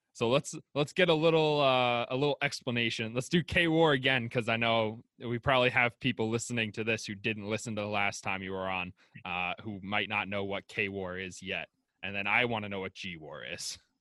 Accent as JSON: {"language": "English", "region": "New York", "country": "United States", "said": "I'm from New York"}